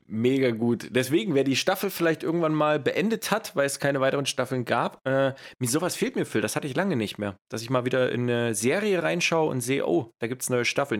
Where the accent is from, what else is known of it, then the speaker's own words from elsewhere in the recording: East Germany, Germany; accent: ostdeutsch (East German); moved away; mein ostdeutscher Dialekt